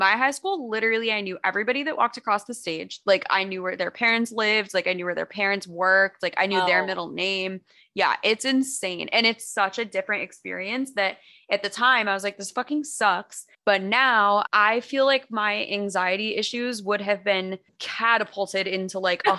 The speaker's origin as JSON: {"language": "English", "region": "New York", "country": "United States", "tie": "born or raised there", "said": "I mean, my home state is New York. So I literally don't have anything nice to say. I know it's so hard. Like, yeah, not New York City, though. I do need to specify, not the fun part. I'm from a town that had about 80 people in my graduating class."}